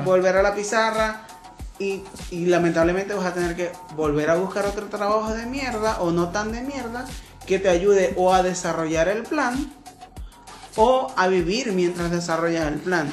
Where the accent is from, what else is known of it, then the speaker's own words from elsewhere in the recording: Maracaibo, Zulia, Venezuela; soy de Maracaibo